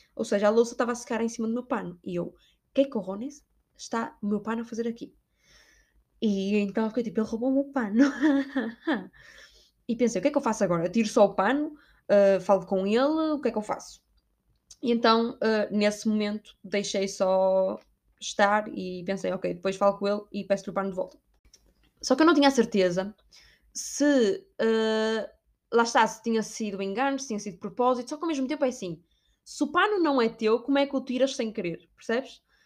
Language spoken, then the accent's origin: Portuguese; Portugal; moved away; sou portuguesa